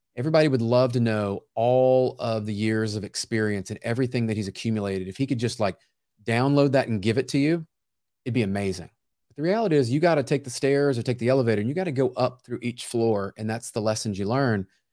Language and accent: English; Memphis, Tennessee, United States; now in Franklin, United States; I grew up in Memphis, Tennessee